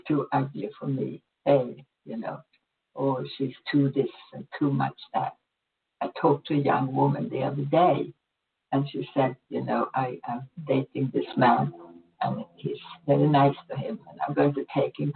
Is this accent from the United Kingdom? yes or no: no; Sweden; moved away; I was born in Sweden. I had a really good life there.